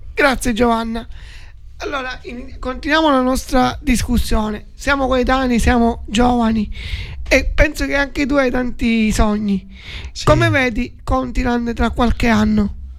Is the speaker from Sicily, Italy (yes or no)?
yes; Forza d'Agrò, Sicily, Italy